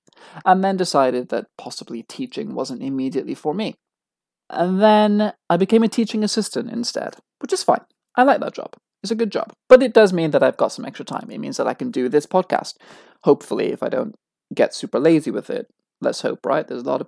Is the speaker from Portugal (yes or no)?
no; United Kingdom; I am British. I was born British. My dad was from London. Therefore, I was born a dual citizen. Might not have been born in this country, but I was born British.